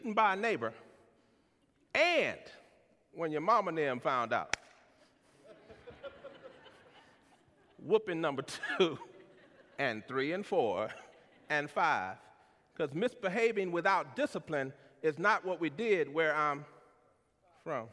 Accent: San Antonio, Texas, United States; I'm from San Antonio, Texas, the youngest of three siblings born to Wilbur and Luberta

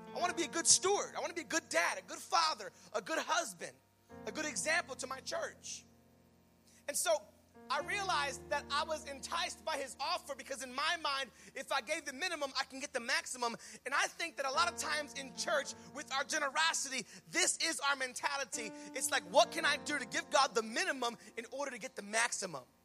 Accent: United States; we're American

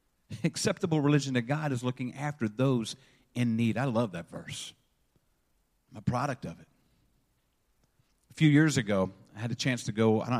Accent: Maryland, United States; born there; I was born in August 1968. You do the math. I'm 75 now. And the moment I was born, I was placed into the hands of an orphanage in Western Maryland.

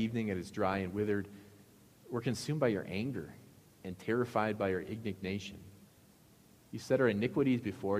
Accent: Midwest, United States; I can't say bag because it's very obvious I'm from the Midwest, so I have to say sack

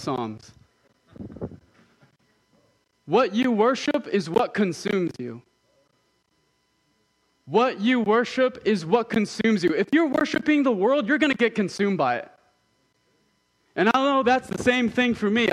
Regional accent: Southern California, United States; moved away; I'm from Southern California

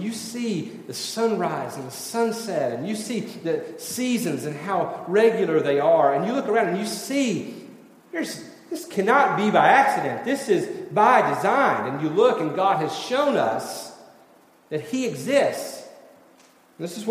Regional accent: Tennessee, United States; moved away; I'm from Tennessee

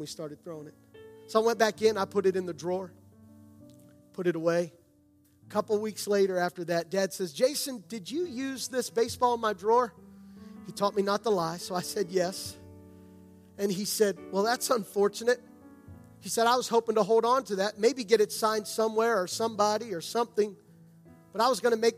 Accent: outside of Gettysburg, Pennsylvania, United States; I grew up outside of Gettysburg.

